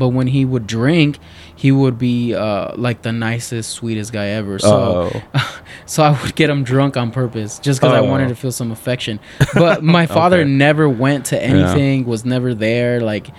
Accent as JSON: {"language": "English", "town": "Culiacán", "region": "Sinaloa", "country": "Mexico", "said": "We're from Culiacán, Sinaloa. And Sinaloa. Yeah, there's a lot of cartels over there."}